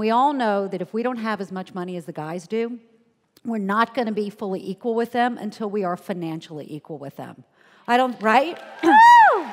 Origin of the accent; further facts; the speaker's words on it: Charleston, South Carolina, United States; moved away; I grew up in Charleston, South Carolina, where my parents' highest aspiration for me was to be an administrative assistant.